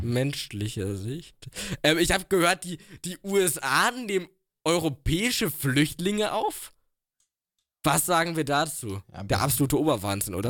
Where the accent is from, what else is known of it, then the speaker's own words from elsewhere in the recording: Germany; wir können als Deutsche